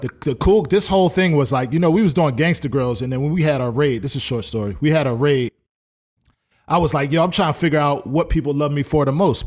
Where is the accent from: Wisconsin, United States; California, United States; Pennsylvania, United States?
Pennsylvania, United States; Philadelphia; now in Atlanta, United States; I'm definitely from Philly